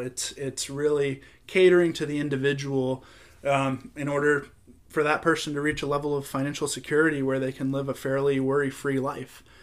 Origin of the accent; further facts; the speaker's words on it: Florida, United States; growing up in Florida